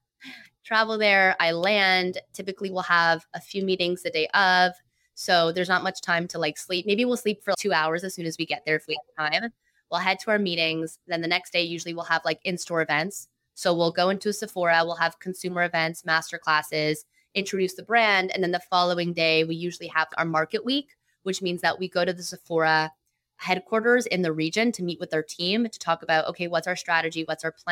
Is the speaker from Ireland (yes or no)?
no; Toronto, Ontario, Canada; I also love being from Toronto and being Canadian